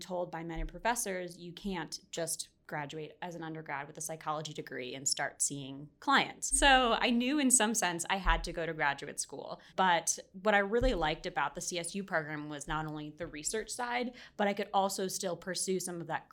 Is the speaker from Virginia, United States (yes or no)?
yes; Arlington, Virginia, United States; from Arlington, Virginia. Ah. Kind of born and raised there, right outside Washington, D.C.